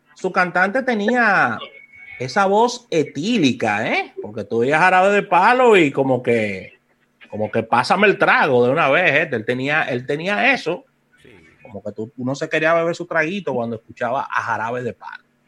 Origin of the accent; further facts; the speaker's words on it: Dominican Republic; nuestro país